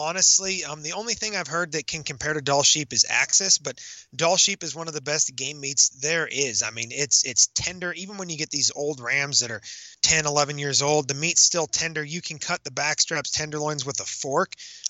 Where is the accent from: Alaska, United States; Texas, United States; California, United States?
Alaska, United States; now in Montana, United States; Alaska. Born and raised in Alaska.